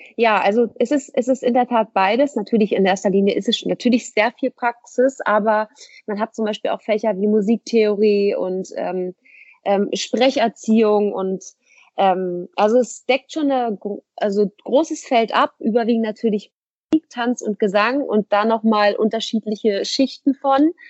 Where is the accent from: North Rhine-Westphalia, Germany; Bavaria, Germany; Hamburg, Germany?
Hamburg, Germany; moved away as an adult; now in Essen, Germany; ich komme ja. aus Hamburg, um, bin da auch geboren, aufgewachsen